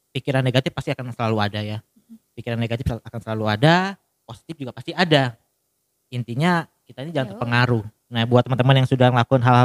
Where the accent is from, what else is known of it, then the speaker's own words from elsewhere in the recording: Balikpapan, East Kalimantan, Indonesia; kita orang Balikpapan bilang dia bukan superhero